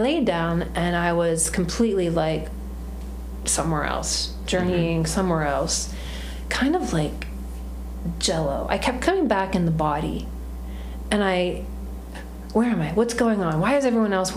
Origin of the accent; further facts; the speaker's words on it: United States; also born or lived in New York City / Washington DC; I'm not Indian. I was born in America. I'm a Western woman